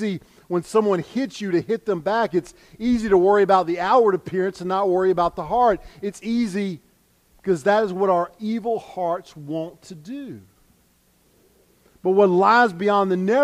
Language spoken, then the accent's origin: English; United States; us as American